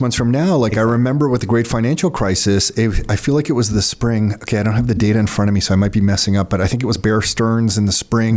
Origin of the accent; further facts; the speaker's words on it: Mississauga, Ontario, Canada; also born or lived in Toronto; I'm born in Toronto, but grew up in Mississauga. Nick and I both grew up in Mississauga